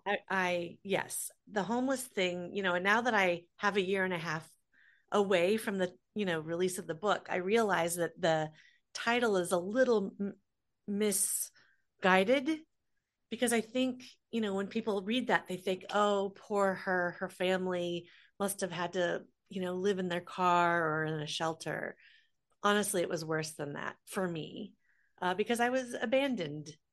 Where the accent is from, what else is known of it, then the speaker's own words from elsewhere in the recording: Des Moines, Iowa, United States; I grew up in Des Moines, Iowa, so the middle of the country.